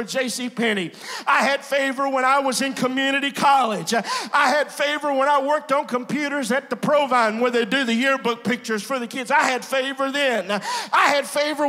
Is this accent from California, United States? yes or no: no; Glenmora, Louisiana, United States; I'm from a place that's about 25 miles south of Alexandria.